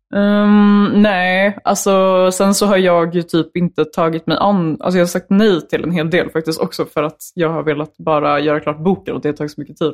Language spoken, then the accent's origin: Swedish; Ekerö, Stockholm County, Sweden; ifrån Ekerö. Okay. Långt ut på Ekerö